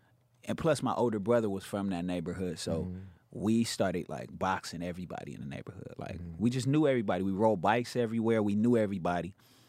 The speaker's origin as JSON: {"language": "English", "region": "West Coast", "country": "United States", "said": "I'm from the West."}